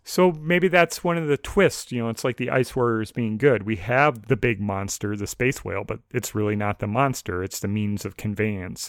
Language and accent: English; United States; I'm an American